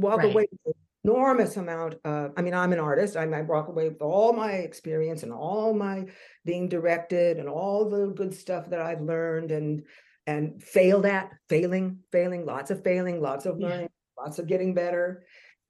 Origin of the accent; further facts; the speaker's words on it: California, United States; moved away as an adult; also born or lived in New York / London; now in Montreal, Canada; I'm from California, always danced, did the musical theaters in school, and then went off early to first New York and then to London